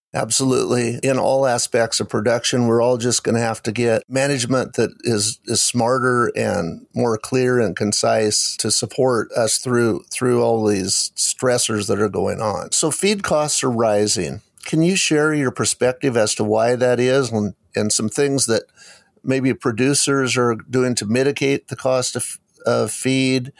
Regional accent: Eastern Washington, United States; when I was growing up in Eastern Washington

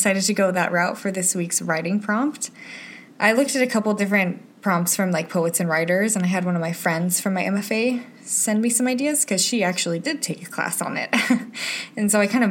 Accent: Utah, United States; moved away; my childhood in Utah

